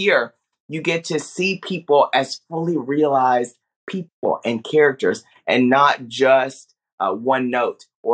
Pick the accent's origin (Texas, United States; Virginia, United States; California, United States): Texas, United States; Paris; I grew up in Paris, Texas, okay? A very small town in the northeast of Texas